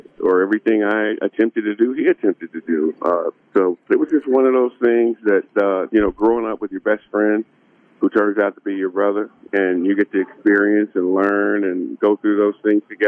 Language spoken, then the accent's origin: English; Georgia, United States; moved away as an adult; also born or lived in South Carolina; I'm 3 hours from where I grew up in Georgia